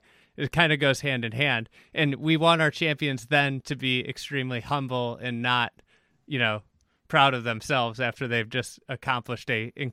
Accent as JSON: {"language": "English", "town": "Chicago", "region": "Illinois", "country": "United States", "tie": "born or raised there", "said": "Chicago Bears regalia exactly. In my hometown."}